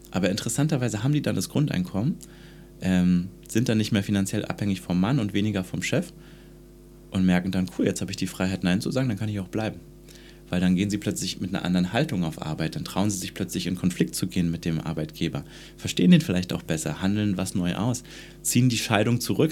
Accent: Germany; ich bin in der DDR groß geworden

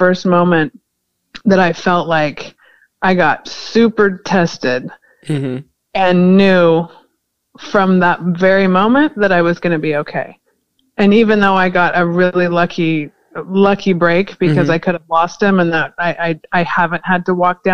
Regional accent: California, United States; I was born in California

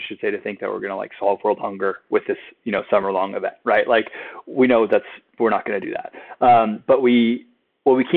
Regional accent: San Diego, California, United States; I grew up in San Diego

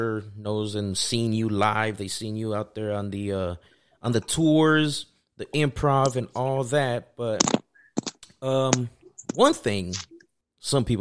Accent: Pico Rivera, California, United States; I grew up down in Pico

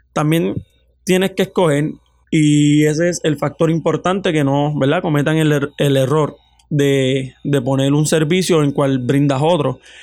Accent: Florida, Puerto Rico; yo soy del pueblo de Florida

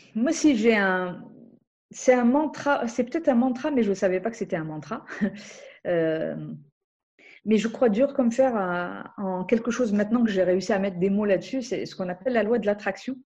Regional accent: Algeria; moved away; je viens d'Algérie

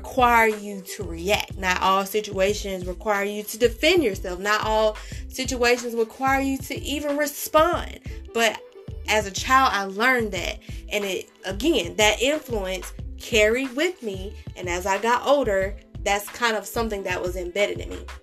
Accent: California, United States; Growing up in California

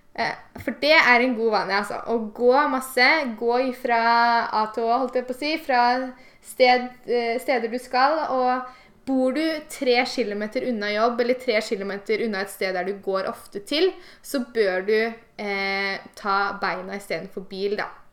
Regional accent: Eastern Norway, Norway; moved away; når jeg var hjemme på Østlandet

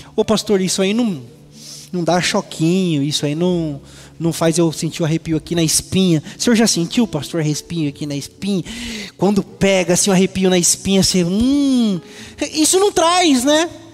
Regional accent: Presidente Venceslau, São Paulo, Brazil; moved away; lá na minha cidade, Presidente Venceslau

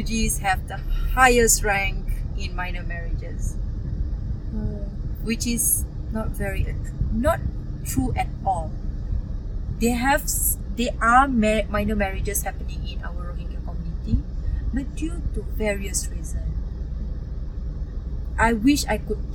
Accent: Kuala Lumpur, Malaysia; also born or lived in Terengganu, Malaysia; Malaysia, it's my hometown. I'm born here

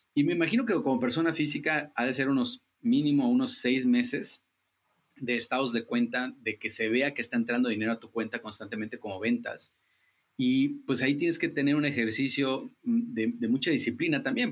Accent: Chiapas, Mexico; somos chiapanecos ayudando a chiapanecos

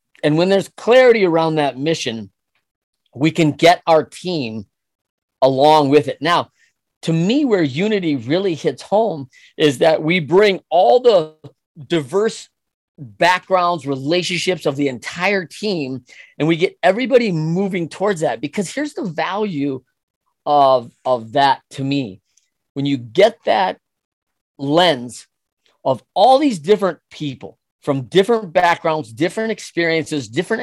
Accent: Michigan, United States; as a kid growing up in Michigan

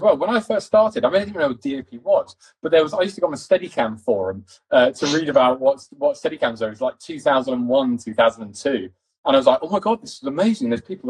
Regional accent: East London, London, United Kingdom; accent: posh; and I come from East London, quite a working class family in East London. I just have a fucking posh accent because my dad.

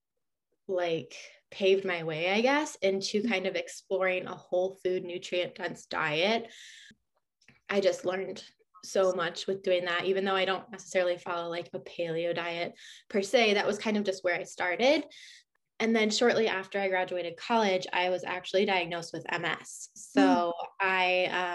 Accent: Michigan, United States; I've grown up in Michigan. I grew up on a farm and I've kind of just been here my whole life

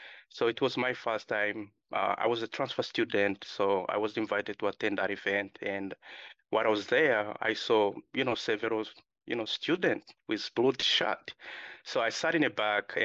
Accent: Uganda; moved away; also born or lived in Democratic Republic of the Congo; I was born in Democratic Republic Congo. Then I was raised in Uganda, refugee settlement. Then I moved here in 2016

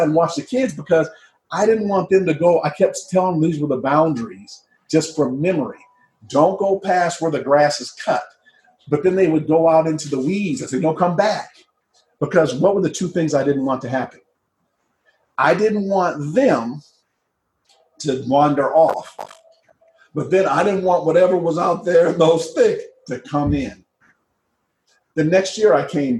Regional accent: Midwest, United States; moved away; I grew up in the Midwest, and I grew up in a very cold climate, the Midwest

